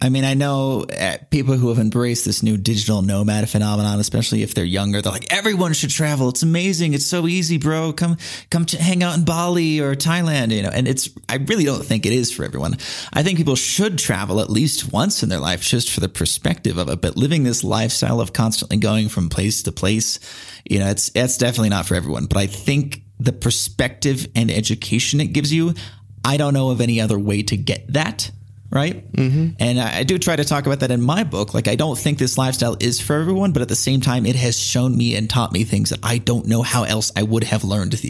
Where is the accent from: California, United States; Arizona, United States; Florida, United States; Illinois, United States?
California, United States; San Diego; I'm from San Diego, which is a very comfortable place. Yeah. But in that way, it's sort of a prison. I spent the first 18 years of my life there